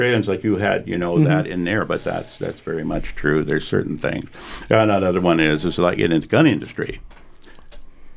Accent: Montana, United States; I'm from the USA. I grew up in Montana.

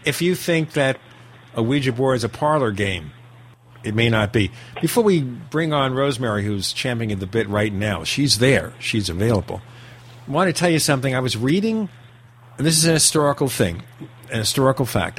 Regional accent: New York City, New York, United States; We grew up in Brooklyn, New York

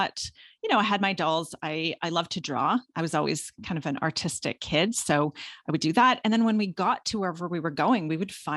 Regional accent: Guelph, Ontario, Canada; So I grew up in Guelph, which is a town just about an hour outside of Toronto

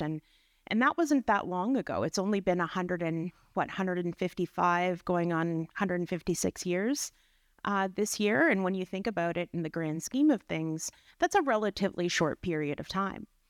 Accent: Dokis First Nation, Ontario, Canada; I'm from Doe Keys First Nation with relations in Nipissing First Nation.

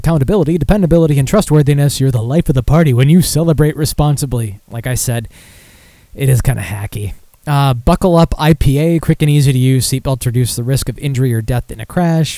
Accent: Michigan, United States; Back to my home state.

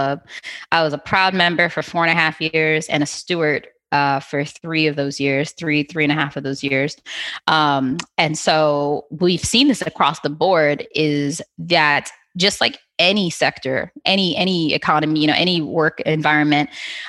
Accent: Trinidad & Tobago; accent: Trinidad voice; being Trinidadian, it kind of helps a bit, because our secret weapon is partying

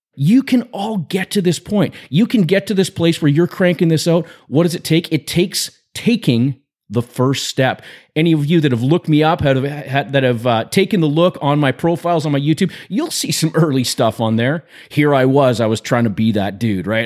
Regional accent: British Columbia, Canada; I grew up in British Columbia, Canada, and in the school system in B C

